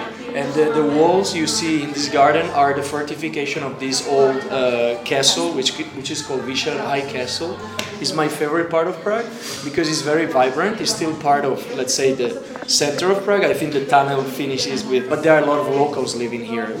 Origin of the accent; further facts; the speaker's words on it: Italy; moved away as an adult; also born or lived in Alps; now in Czech Republic; I'm now 36 and I'm originally from Italy. I'm now a Czech citizen married with Denisa